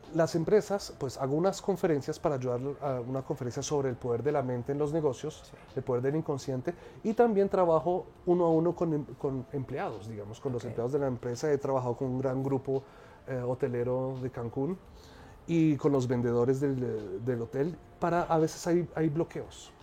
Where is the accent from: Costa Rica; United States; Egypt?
Egypt; moved away as an adult; also born or lived in France; yo soy egipcio y colombiano, nací en Egipto, soy, pues estudié negocios internacionales, terminé mi adolescencia en Egipto